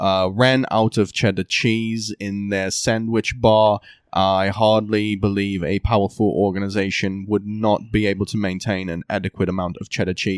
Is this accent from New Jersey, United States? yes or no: yes; New Jersey, United States; Yes, I'm from New Jersey.